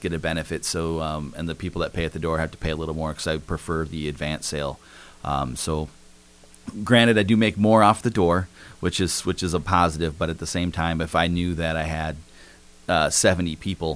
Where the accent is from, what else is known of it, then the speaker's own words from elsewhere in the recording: Flandreau, South Dakota, United States; also born or lived in Las Vegas, Nevada; I grew up in Flandreau, South Dakota, actually.